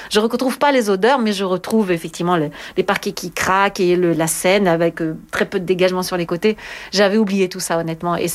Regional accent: France; Je trouve que c'est tellement indispensable en tant que française quand je chante ce genre de répertoire.

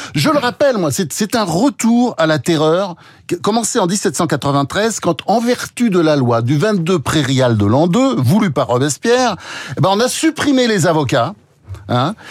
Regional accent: France; on est français

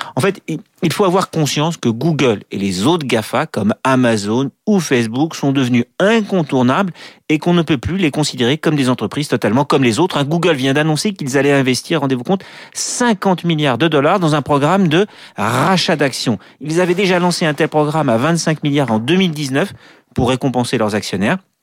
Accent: France; chez nous en France

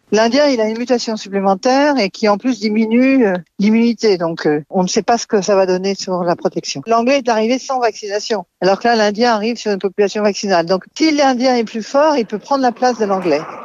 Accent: France; chez nous, en France

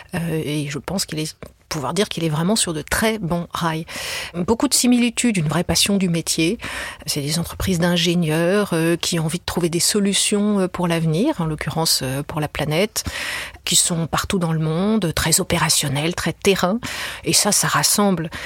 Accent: France; je suis française

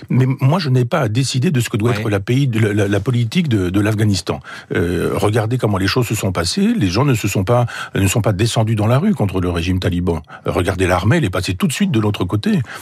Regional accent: Chambois, Normandy, France; mon village natal à chambois

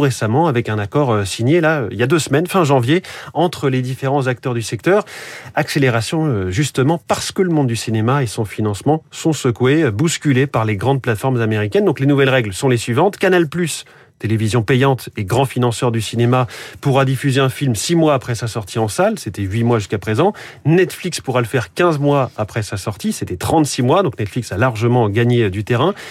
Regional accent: France

